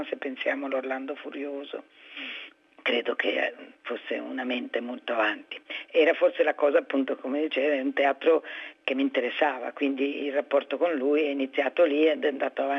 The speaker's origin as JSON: {"language": "Italian", "region": "Ticino", "country": "Switzerland", "moved": "as an adult", "lives_now": "Milan, Italy", "said": "Ma io io sono svizzera, ticinese, sono venuta a Milano per fare scenografia perché era una cosa che poteva accontentare la famiglia e non sarei dovuta andare a Zurigo a fare architettura o altro."}